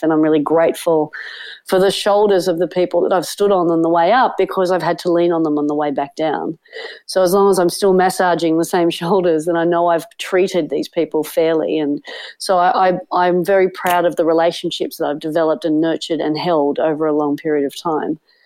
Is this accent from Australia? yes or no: yes; Sydney, New South Wales, Australia; growing up on Manly Beach with a beach loving family